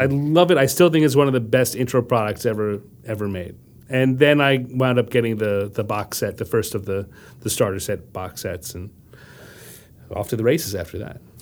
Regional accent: Wantagh, New York, United States; also born or lived in Brooklyn, New York; very, very early moved to Long Island

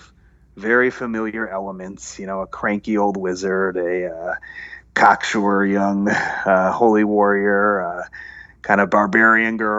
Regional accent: United States; being Arab American, growing up in a kind of immigrant community here

